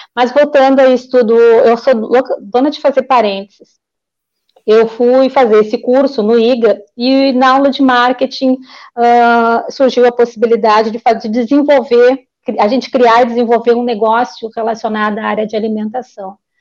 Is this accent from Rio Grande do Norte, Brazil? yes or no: no; Porto Alegre, Rio Grande do Sul, Brazil; Eu sou nascida e criada em Porto Alegre, sou tri porto-alegrense.